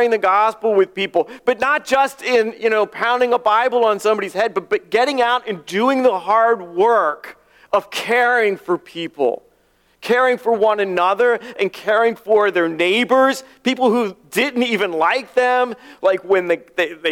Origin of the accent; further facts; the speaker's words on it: near Aberdeen Proving Ground, Maryland, United States; moved away as an adult; near my hometown at Aberdeen Proving Ground.